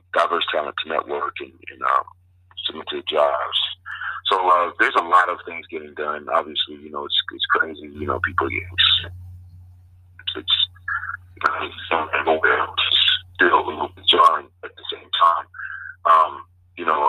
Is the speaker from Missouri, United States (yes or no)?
no; Virginia, United States; moved away as an adult; now in Miami, United States; I'm from Virginia and I went to college in Virginia, University of Virginia. So I was there the majority of my life until I was drafted